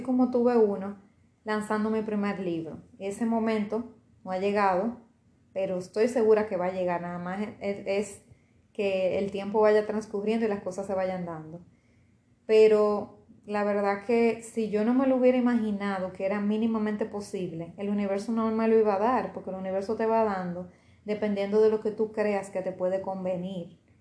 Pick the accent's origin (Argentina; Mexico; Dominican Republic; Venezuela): Dominican Republic; aquí en RD, en mi país